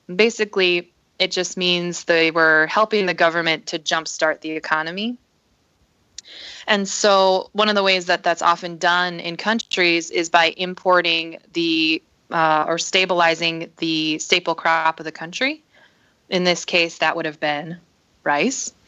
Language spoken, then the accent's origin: English; northern Minnesota, United States; also born or lived in South Korea; I was adopted at the age of six months, so I grew up here in the States in northern Minnesota with my family